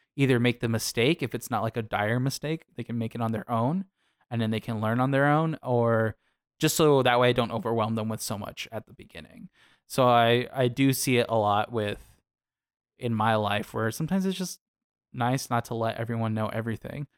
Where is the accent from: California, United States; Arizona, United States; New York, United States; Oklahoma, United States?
Arizona, United States; I come from Arizona